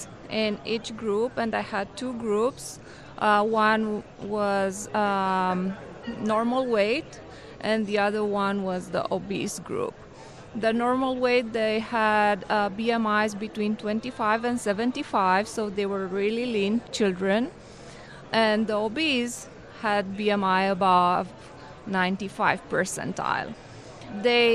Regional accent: Romania; moved away as an adult; also born or lived in New York City, United States; now in Oklahoma City, United States; I'm originally from Romania. I did medical school in Romania, and I came in United States for residency

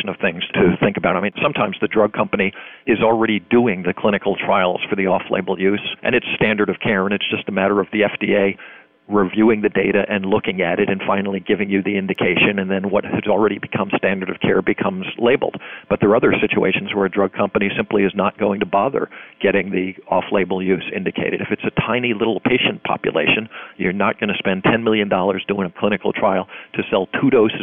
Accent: United States; I'm an American

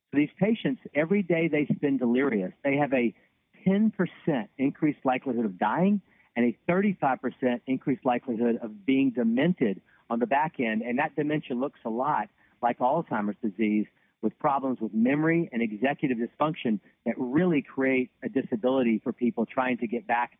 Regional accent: Louisiana, United States; now in Nashville, United States; I grew up in Louisiana, went to medical school at Tulane University

